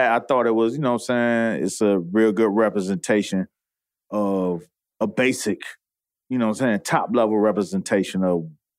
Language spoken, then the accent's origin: English; Miami Gardens, Florida, United States; I grew up in Carroll City.